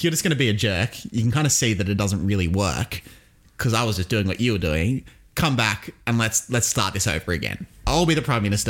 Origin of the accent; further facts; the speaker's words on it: Sydney, New South Wales, Australia; By virtue of living in Sydney, and not only living in Sydney, like, we're from the Sutherland Shire